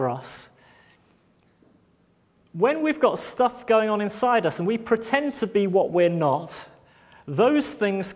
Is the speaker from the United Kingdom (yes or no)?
yes; United Kingdom; We're very British like